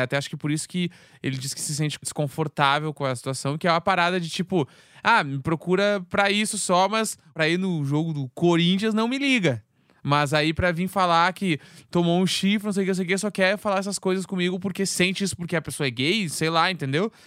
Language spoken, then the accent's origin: Portuguese; Rio Grande do Sul, Brazil; now in São Paulo, Brazil; eu sendo gaúcho